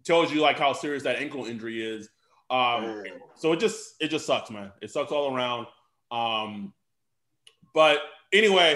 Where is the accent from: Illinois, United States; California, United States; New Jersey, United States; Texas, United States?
Texas, United States; I am from Texas